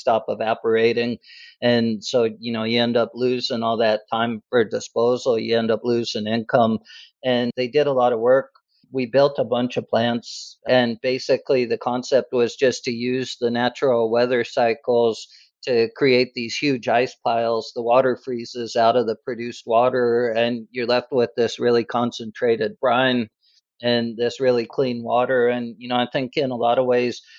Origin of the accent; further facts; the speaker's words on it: Laramie, Wyoming, United States; also born or lived in Phoenix; now in Houston, United States; I'm from Laramie, Wyoming